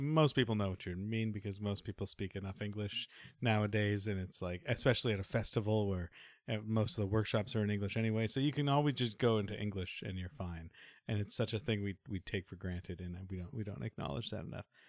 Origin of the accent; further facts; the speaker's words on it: Canada; I am Canadian, so I should be able to speak it a little bit